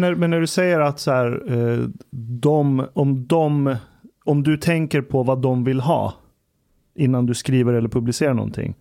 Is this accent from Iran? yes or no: yes; Iran; now in Sweden; Iran, där jag kommer ifrån